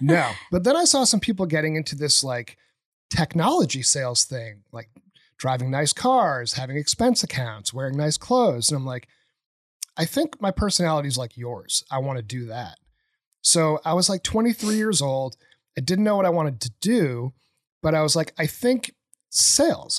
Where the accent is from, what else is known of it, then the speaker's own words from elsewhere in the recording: New Hampshire, United States; moved away as an adult; also born or lived in Boston; I grew up in New Hampshire, um, really in the middle of nowhere.